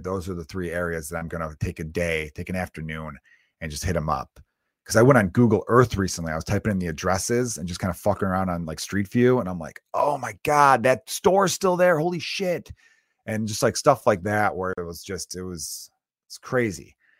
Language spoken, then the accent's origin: English; Chicago, Illinois, United States; I grew up in Chicago where the weather is so horrible